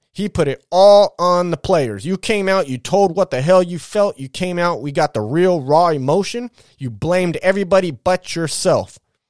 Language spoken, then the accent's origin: English; Southern California, United States; I grew up in SoCal. I grew up beating up Raider fans, man.